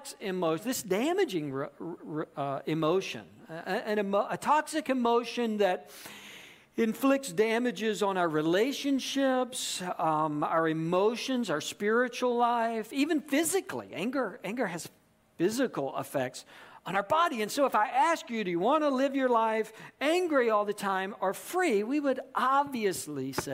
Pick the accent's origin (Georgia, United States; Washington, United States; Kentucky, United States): Georgia, United States; also born or lived in South Carolina; I grew up in Georgia